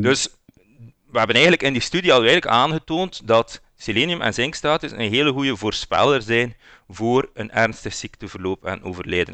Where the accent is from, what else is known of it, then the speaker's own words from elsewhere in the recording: West Flanders, Belgium; accent: West Flemish; ik kom ook van West-Vlaanderen.